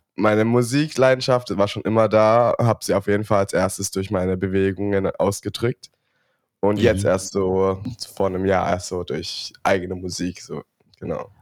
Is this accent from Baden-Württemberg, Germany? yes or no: yes; Stuttgart, Baden-Württemberg, Germany; bei uns in Stuttgart ist es so, da kommst du meistens von, wenn du jetzt von der Realschule dann noch weitermachen